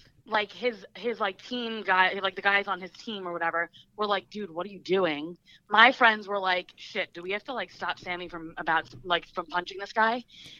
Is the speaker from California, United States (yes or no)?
no; New Jersey, United States; accent: Jersey; He hears my Jersey accent.